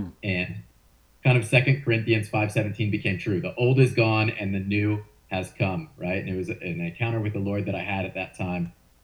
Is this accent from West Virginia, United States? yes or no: no; St. Louis, Missouri, United States; I grew up in St. Louis, Missouri, and fell in love with sports